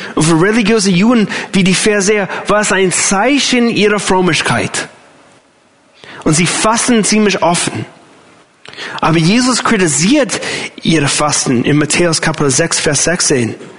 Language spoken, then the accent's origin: German; United States; German is a second language; moved away as an adult; now in Germany; für mich als Amerikaner